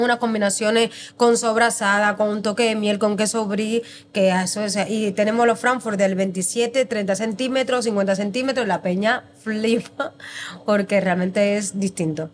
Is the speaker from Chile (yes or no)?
no; Cuba; moved away as an adult; now in Spain; yo soy cubana y en Cuba estudié hostelería